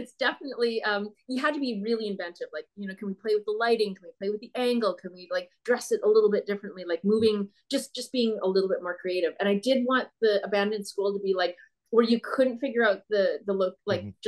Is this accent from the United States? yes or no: no; Manitoba, Canada; I'm from Manitoba myself.